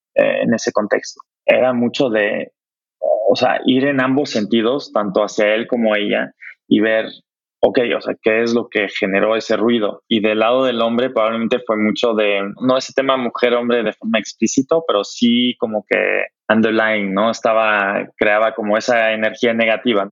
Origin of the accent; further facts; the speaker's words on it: Germany; moved away; Yo, yo como alemán